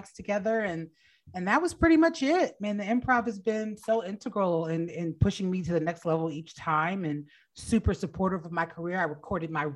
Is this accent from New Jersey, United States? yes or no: yes; New Jersey, United States; moved away as an adult; also born or lived in Washington, D.C.; I grew up in New Jersey, but I went to Howard and was living in DC when I started comedy.